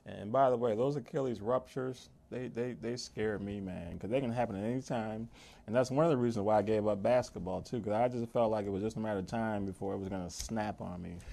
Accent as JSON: {"language": "English", "region": "New Jersey", "country": "United States", "also_born_or_lived": "Laurel, Maryland", "moved": "as an adult", "lives_now": "Maryland, United States", "said": "I'm originally from New Jersey"}